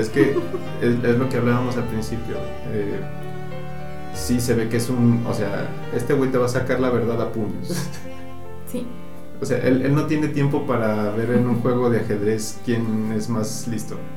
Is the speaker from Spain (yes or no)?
no; Mexico; como mexicano